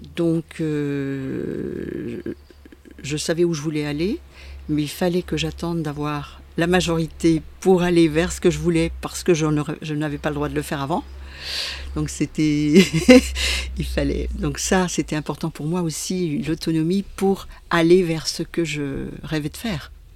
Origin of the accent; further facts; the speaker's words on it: Besançon, Bourgogne-Franche-Comté, France; moved away as an adult; also born or lived in Roche-lez-Beaupré; now in Jura, France; je suis une comtoise puisque je suis née à Besançon